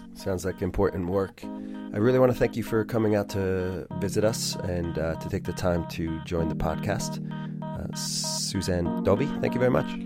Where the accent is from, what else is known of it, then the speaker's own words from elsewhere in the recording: United States; we're both American